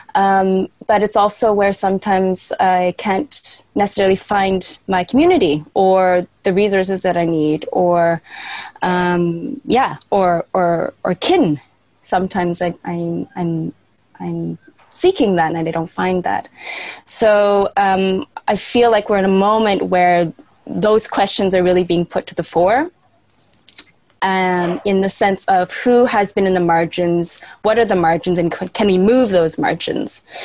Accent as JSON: {"language": "English", "country": "Canada", "moved": "as an adult", "lives_now": "Berlin, Germany", "said": "I am Canadian, but I left many years ago"}